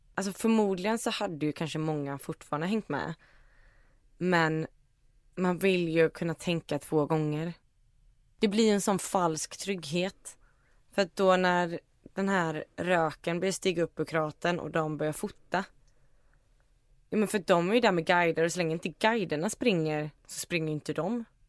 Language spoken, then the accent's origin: Swedish; Iceland; moved away; jag är ju från Island